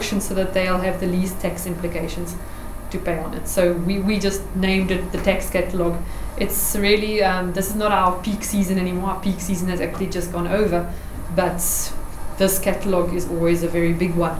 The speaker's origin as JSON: {"language": "English", "area": "near Middelburg", "region": "Eastern Cape", "country": "South Africa", "tie": "born or raised there", "said": "just outside of Middelburg, which is close to my hometown"}